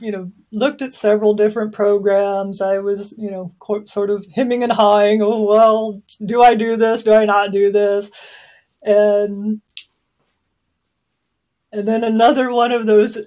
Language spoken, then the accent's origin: English; Southwest Missouri, United States; also born or lived in Oklahoma; And I was born in Oklahoma, and I was raised mostly in Southwest Missouri.